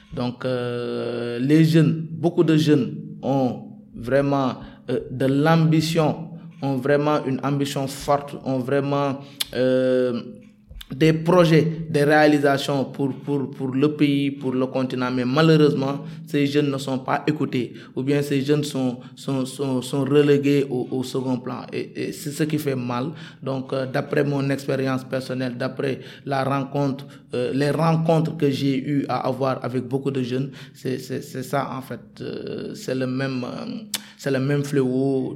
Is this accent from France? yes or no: no; Dakar, Senegal; j'habite à SCAT Urbam. J'ai grandi à SCAT Urbam